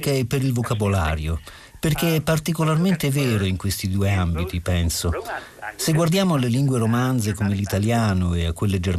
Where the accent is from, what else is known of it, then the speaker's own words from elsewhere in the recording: Limburg, Netherlands; accent: Limburgish; first language Limburgish; Italian is a second language; Io sono eh, cresciuto parlando olandese, la mia lingua d'origine è chiamata limburghese.